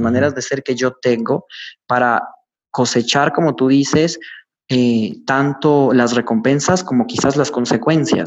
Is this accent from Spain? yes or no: no; Ecuador; como decimos en mi país, Ecuador